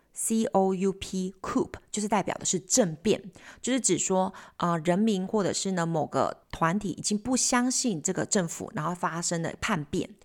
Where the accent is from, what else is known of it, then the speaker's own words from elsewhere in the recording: Taiwan; 巴黎我们台湾人可能只知道巴黎莱雅吗